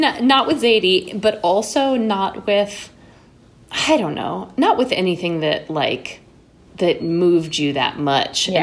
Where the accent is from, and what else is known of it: New York City, New York, United States; born or raised there; also born or lived in Connecticut